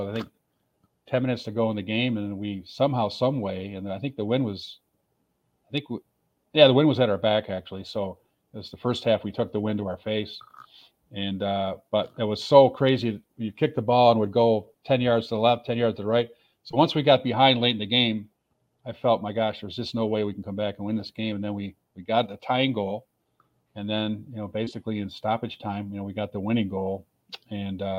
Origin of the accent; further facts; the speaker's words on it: Rochester, New York, United States; also born or lived in Buffalo, New York / Tampa, Florida; my hometown hockey team in Rochester, New York